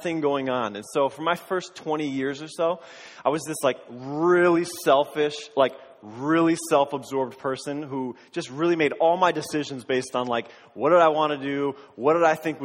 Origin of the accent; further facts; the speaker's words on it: Springfield, Massachusetts, United States; I grew up in Western Massachusetts, in the Springfield area, in Springfield for the first 10 or 15 years, and then in the surrounding towns of Springfield